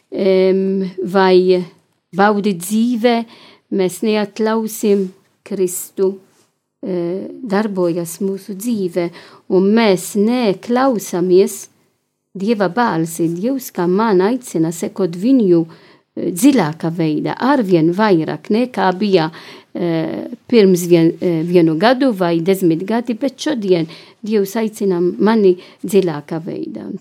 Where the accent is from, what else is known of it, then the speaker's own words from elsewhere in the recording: Malta; now in Latvia; Es esmu no Maltas